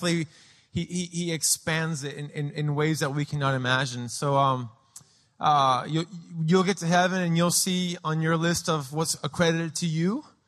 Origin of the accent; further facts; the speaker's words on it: Lima, Peru; also born or lived in San Diego, United States; Obviously, I'm a big, tall gringo. I was born in San Diego. I claim San Diego as where I'm from, but I grew up in Lima, Peru.